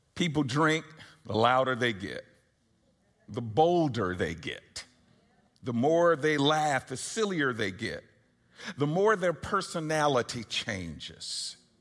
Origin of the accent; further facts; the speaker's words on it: Atlanta, Georgia, United States; I was born and raised here in Atlanta